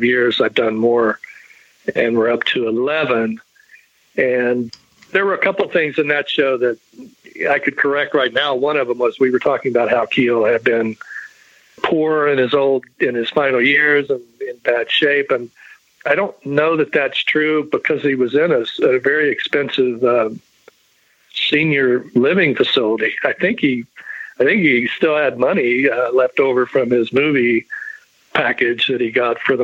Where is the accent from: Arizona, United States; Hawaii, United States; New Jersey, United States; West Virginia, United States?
West Virginia, United States; Charleston; I was in my hometown of Charleston, West Virginia